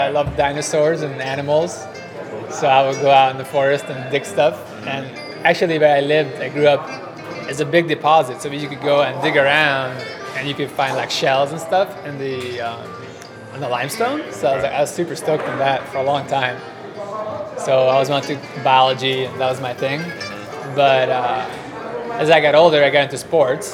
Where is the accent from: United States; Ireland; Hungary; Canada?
Hungary; I'm from Hungary